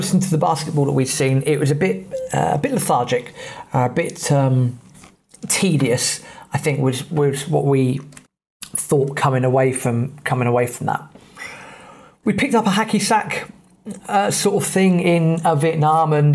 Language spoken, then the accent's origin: English; England, United Kingdom; we're English